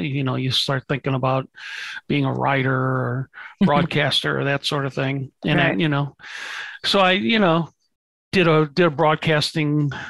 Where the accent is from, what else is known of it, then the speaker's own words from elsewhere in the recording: St. Louis, Missouri, United States; I grew up in St. Louis, Missouri